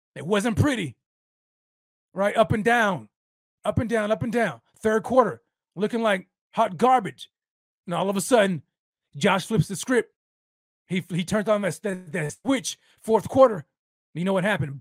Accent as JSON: {"language": "English", "town": "El Paso", "region": "Texas", "country": "United States", "tie": "born or raised there", "said": "My hometown right here"}